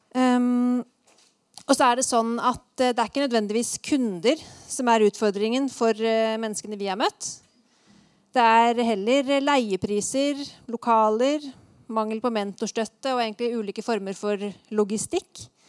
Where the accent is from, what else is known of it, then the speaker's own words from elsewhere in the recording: Eastern Norway, Norway; moved away as an adult; also born or lived in Oslo; now in Trondheim, Norway; vi er begge fra Østlandet, men vi har eh, valgt å slå oss til ro her i Trondheim med familiene våre.